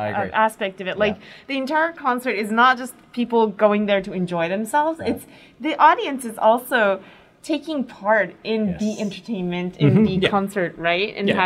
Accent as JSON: {"language": "English", "country": "United States", "tie": "born or raised there", "moved": "yes", "lives_now": "Japan", "said": "I grew up in America, so when I first came to Japan"}